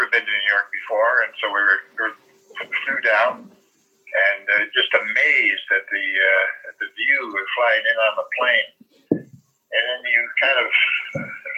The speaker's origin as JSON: {"language": "English", "town": "Oakville", "country": "Canada", "tie": "born or raised there", "said": "I was born and raised in Oakville here"}